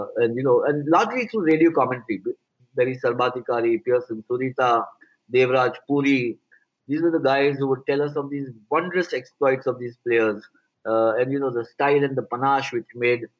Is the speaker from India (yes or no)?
yes; India; growing up in India